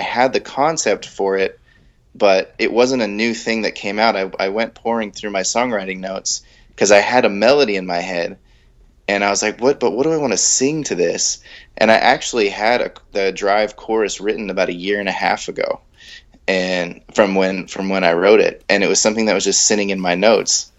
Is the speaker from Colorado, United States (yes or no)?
no; San Diego, California, United States; moved away as an adult; also born or lived in near San Francisco/Sacramento, California; now in near Sacramento, United States; I'm from San Diego. So I'm originally from San Diego